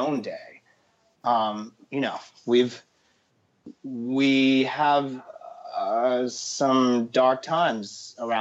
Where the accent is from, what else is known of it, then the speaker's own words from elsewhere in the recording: New York City, New York, United States; I'm a born and raised New Yorker, and I represent the city. I represent Harlem